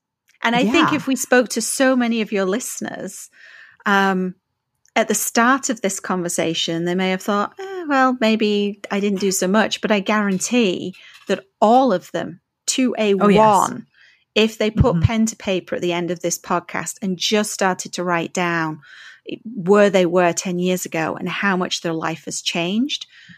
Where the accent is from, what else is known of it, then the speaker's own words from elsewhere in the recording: England, United Kingdom; now in Canada; No, because I'm so English.